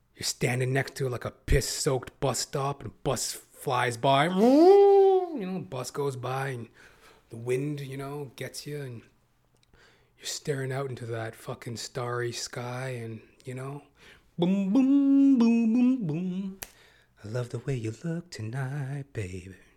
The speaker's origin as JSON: {"language": "English", "country": "Canada", "said": "as a Canadian"}